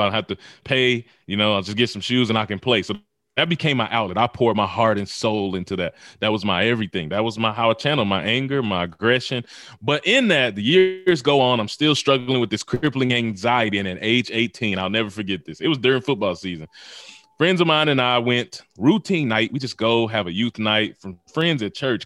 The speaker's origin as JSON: {"language": "English", "region": "Mississippi", "country": "United States", "tie": "born or raised there", "also_born_or_lived": "Memphis, Tennessee"}